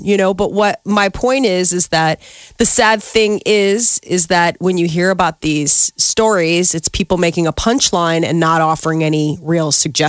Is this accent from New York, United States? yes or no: no; Omaha, Nebraska, United States; now in Chicago, United States; I'm an Omaha. I'm born and raised in Nebraska.